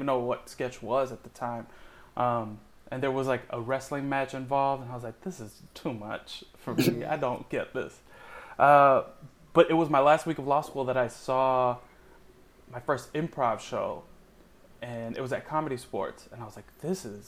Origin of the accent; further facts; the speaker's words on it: Miami, Florida, United States; I grew up in a big Cuban family in Miami